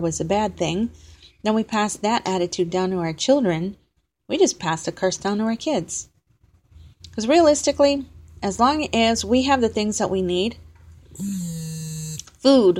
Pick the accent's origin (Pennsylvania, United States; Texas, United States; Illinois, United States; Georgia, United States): Texas, United States; I was from Texas